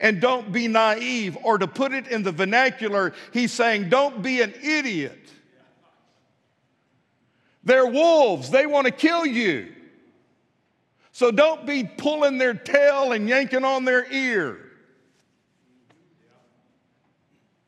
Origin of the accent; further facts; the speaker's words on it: West Texas, United States; moved away as an adult; also born or lived in Pine Bluff, Arkansas; now in Fort Smith, United States; Where I was raised in West Texas